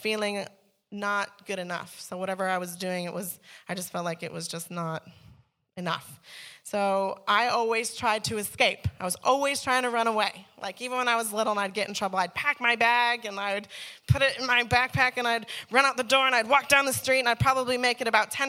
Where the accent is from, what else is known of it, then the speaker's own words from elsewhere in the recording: Chicago, Illinois, United States; now in Australia; I grew up in Chicago